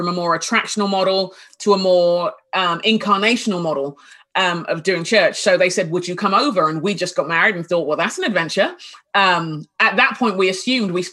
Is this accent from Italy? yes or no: no; London, United Kingdom; moved away as an adult; now in Minnesota, United States; where I grew up in South London, just south of the river.